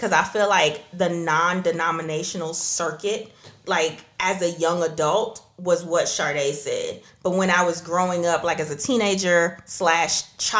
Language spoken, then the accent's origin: English; Trinidad & Tobago; So I guess I'm not black then, because I'm from Trinidad.